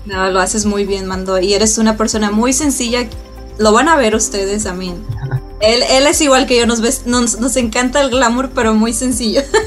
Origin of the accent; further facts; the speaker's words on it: Mexico; Yo soy mexicana